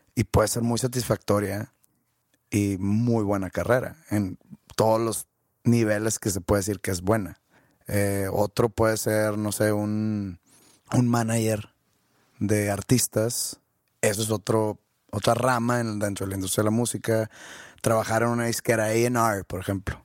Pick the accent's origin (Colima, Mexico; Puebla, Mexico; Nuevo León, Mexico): Nuevo León, Mexico; Monterrey; nací en Monterrey, no nací en San Pedro.